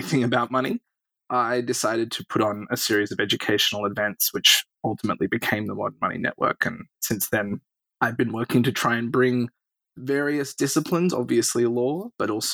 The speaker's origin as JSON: {"language": "English", "town": "Sydney", "region": "New South Wales", "country": "Australia", "tie": "born or raised there", "accent": "Australian", "moved": "as an adult", "lives_now": "United States", "said": "I'm an Australian. I grew up in Sydney"}